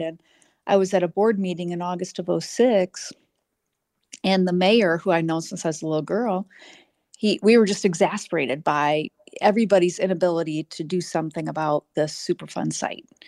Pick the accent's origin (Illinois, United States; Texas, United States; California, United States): Illinois, United States; north central; born a fifth of six kids in a very large, uh, very poor working class, uh, family in north central Illinois, about halfway between Peoria and Rockford. I still live in the area, uh, five minutes from where I was born